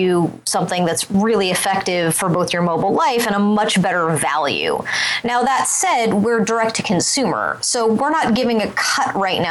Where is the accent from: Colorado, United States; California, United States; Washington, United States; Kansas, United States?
Colorado, United States; Boulder; I'm from Boulder, so Brad Feld is kind of hometown hero